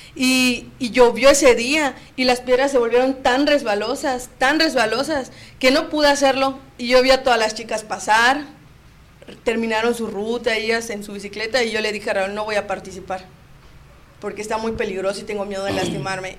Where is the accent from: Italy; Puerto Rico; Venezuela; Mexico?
Mexico; Cozumel, Quintana Roo; somos de Cozumel